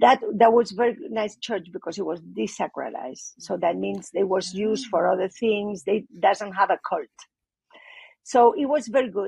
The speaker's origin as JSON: {"language": "English", "country": "Spain", "said": "I'm from Spain. It was a very, very Catholic country"}